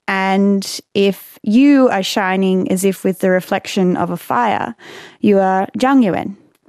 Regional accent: Bundjalung Nation, New South Wales, Australia; I come from the Bundjalung Nation

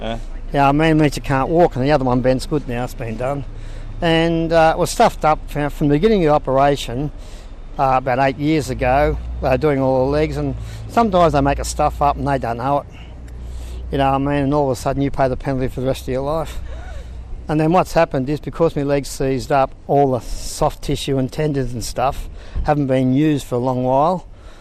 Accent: Sydney, New South Wales, Australia; now in Ballina, Australia; Yes, I've been here since 86. I come from Sydney

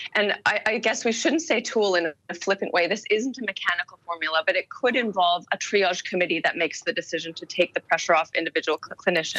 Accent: Canada; moved away; being Canadian originally

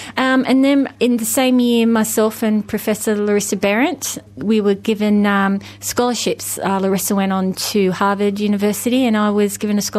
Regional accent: Newcastle, New South Wales, Australia; also born or lived in Brewarrina, New South Wales; I have an Aboriginal father and I had a white mother. I'm from Brewarrina, which is far west New South Wales. We came here and settled in Newcastle when I was about six. And we actually, speaking of Belmont, we actually lived in the caravan park at Belmont, and we got our first home over in Lambton.

